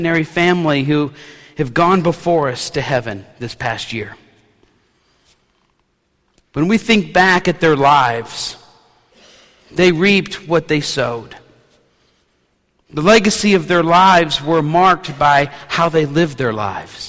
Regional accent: New Orleans, Louisiana, United States; a city kid growing up in New Orleans

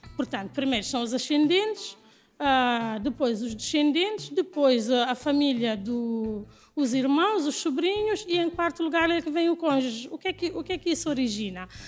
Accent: Guinea-Bissau; also born or lived in United States; now in Lisbon, Portugal; eu sou da Guiné

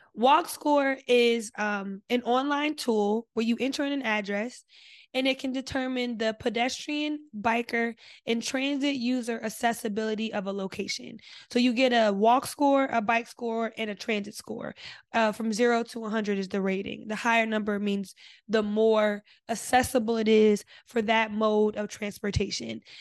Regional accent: New Jersey, United States; I'm from Jersey

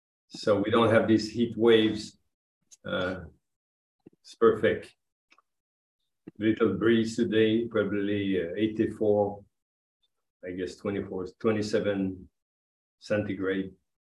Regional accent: Quebec, Canada; You need to get used to my accent because I come from Canada, Quebec. It's like French.

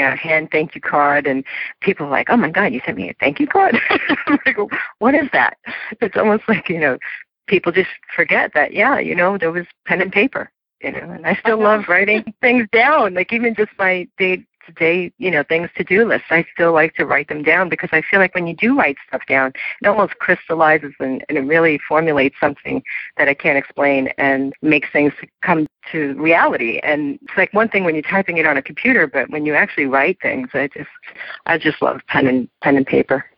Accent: New York City, New York, United States; my hometown of New York City

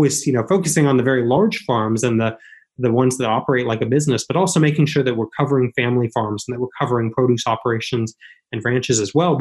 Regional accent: northeast Montana, United States; working on my family farm up in northeast Montana. We lived about 2.5 miles south of the Canadian border

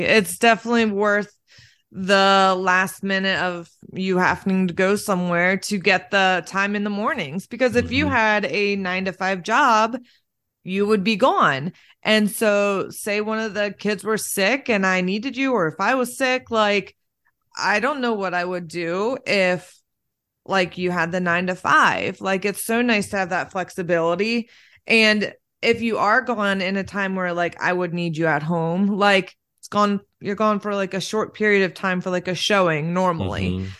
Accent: Lancaster, United States; I definitely feel like I grew up in Lancaster, and it's very like, you kind of not keep to yourself

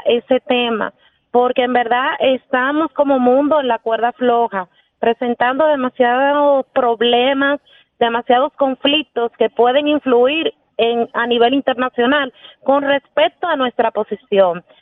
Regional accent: Dominican Republic; nosotros como dominicanos

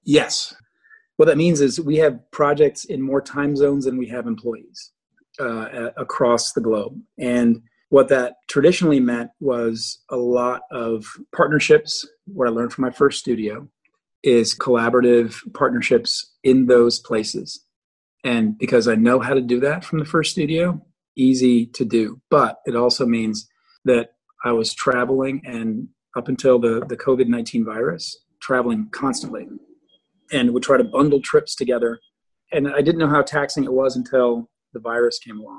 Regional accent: Midwest, United States; I'm growing up in the Midwest, seeing disaster after disaster, flooding, tornadoes, you name it.

